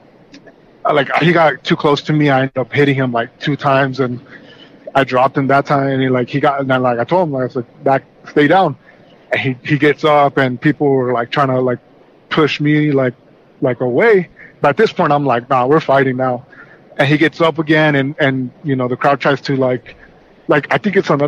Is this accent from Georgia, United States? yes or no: no; California, United States; I'm American, but I was born here in California